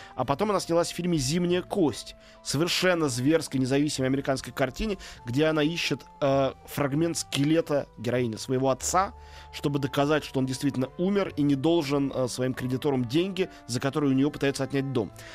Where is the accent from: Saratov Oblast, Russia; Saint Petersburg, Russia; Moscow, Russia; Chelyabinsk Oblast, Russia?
Moscow, Russia; теперь я опять москвич